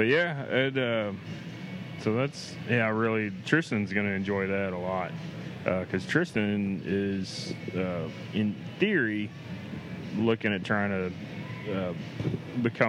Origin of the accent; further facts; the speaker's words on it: Central Texas, United States; growing up in Central Texas